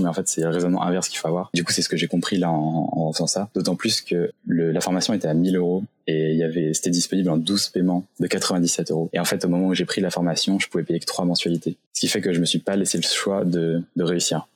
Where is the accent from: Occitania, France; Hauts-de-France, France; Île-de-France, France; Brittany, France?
Brittany, France; Saint-Malo; je viens de Bretagne, j'ai grandi dans la région de Saint-Malo